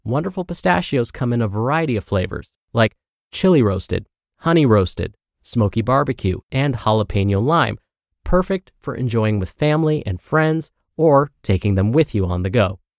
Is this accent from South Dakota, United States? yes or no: yes; South Dakota, United States; also born or lived in Vermont; I could blame it on the fact that I grew up on the Great Plains of South and North Dakota.